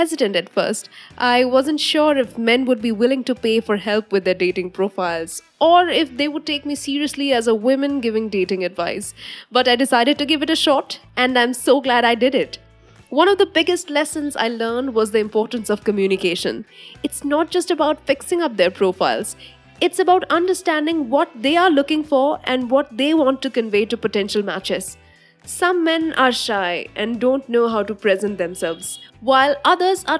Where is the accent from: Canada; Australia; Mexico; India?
India; I am an Indian woman